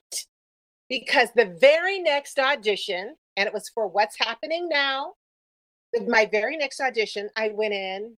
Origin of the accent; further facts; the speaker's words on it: New York, United States; moved away as an adult; also born or lived in Los Angeles; I was from New York, mm-hmm. and I guess I was too New York-y for